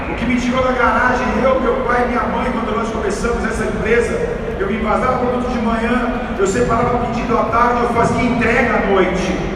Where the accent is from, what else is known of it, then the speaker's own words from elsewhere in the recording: São Paulo, Brazil; eu sou do Lausanne, cara. Eu saí do extremo norte de São Paulo. Eu saí do Lausanne.